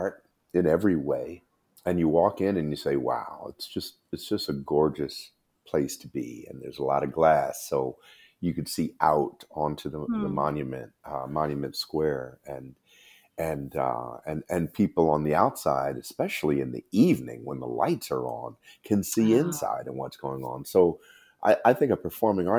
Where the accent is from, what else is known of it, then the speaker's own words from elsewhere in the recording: Camden, New Jersey, United States; when I was growing up in Camden in South Jersey